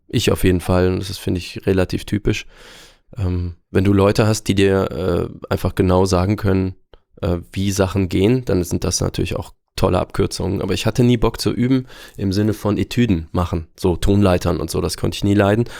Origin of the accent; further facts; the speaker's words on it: Aachen, North Rhine-Westphalia, Germany; also born or lived in Würzburg; Würzburg tatsächlich. Ich bin Franke, aber weiß davon nichts, denn ich bin schon mit, ich glaube, unter zwei Jahren nach Aachen gezogen